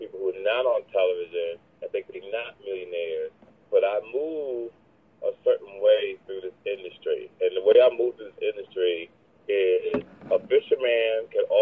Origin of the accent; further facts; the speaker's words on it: Jersey City, New Jersey, United States; I'm originally from Jersey City, New Jersey